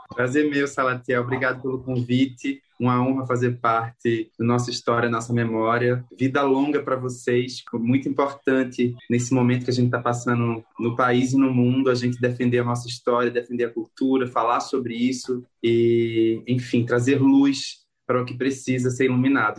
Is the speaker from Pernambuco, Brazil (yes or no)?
yes; Condado, Pernambuco, Brazil; moved away as an adult; now in São Paulo, Brazil; eu fui atravessado por andar nas ruas de Condado, por ver as manifestações de cavalo marinho, por ver o maracatu, é, ouvir as cirandas